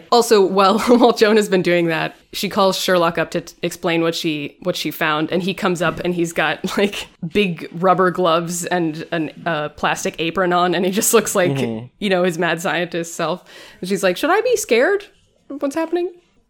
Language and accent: English; United Kingdom; As a British person, you know, we invented racism.